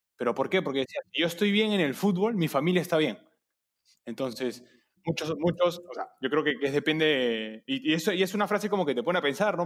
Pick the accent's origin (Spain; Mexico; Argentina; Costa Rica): Argentina; moved away; also born or lived in Peru; soy, soy, soy argentino nacionalizado peruano